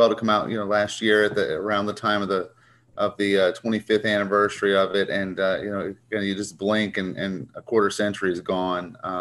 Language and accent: English; Baltimore, Maryland, United States; I'm from Baltimore. And I was six in 1984